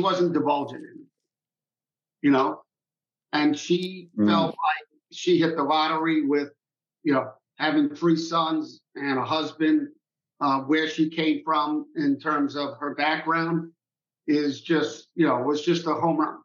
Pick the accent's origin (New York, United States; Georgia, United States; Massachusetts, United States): New York, United States; New York City; I grew up in Queens in Rockaway Beach, New York